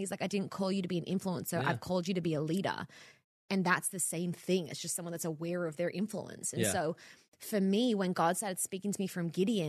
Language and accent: English; Australia; now in Los Angeles, United States; I moved to LA from Australia to be in ministry, not media.